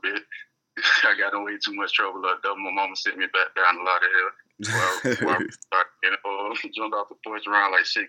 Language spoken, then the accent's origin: English; Fort Lauderdale, Florida, United States; moved away as an adult; also born or lived in Sunrise, Florida; now in Orlando, United States; I'm from Lauderdale, Florida, specifically Lauderdale, Sunrise area